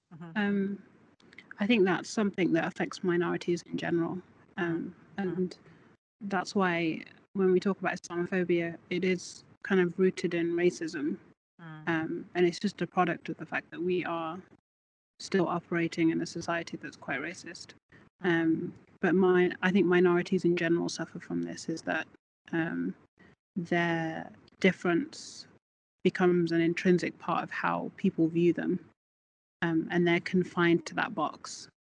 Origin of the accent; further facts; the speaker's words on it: Birmingham, West Midlands, United Kingdom; now in Scotland, United Kingdom; I'm from Birmingham